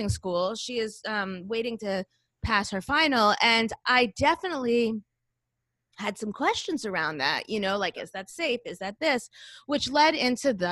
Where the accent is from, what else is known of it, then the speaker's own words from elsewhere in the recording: Boca Raton, Florida, United States; now in Long Island, United States; I grew up in Boca Raton, Florida